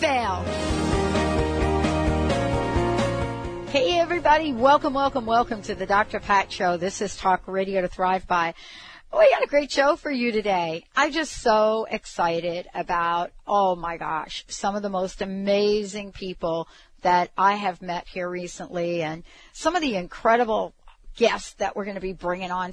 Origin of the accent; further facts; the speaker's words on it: Italy; moved away; my hometown in Italy